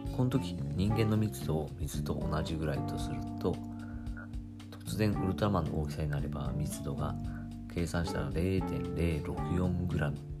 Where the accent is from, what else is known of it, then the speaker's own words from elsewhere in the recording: Kagoshima, Japan; 私鹿児島 出身ですけれど